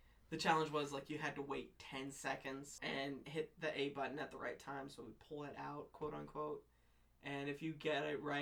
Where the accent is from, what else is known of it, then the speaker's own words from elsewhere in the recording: United States; we're fucking American